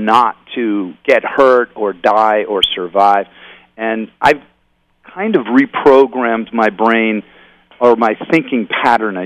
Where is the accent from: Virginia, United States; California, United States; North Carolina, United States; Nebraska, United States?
California, United States; Oakland; growing up in Oakland, I mean, or around Oakland